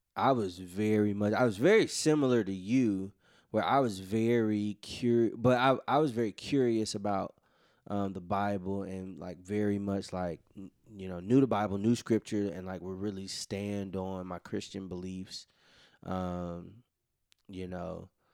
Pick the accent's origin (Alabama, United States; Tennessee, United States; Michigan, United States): Tennessee, United States; Memphis; us growing up in Memphis